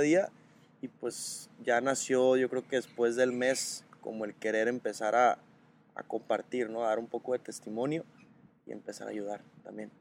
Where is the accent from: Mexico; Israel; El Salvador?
Mexico; Los Mochis, Sinaloa; now in Guadalajara, Mexico; tengo 25 años, eh, soy de los Mochis, Sinaloa, vivo en Guadalajara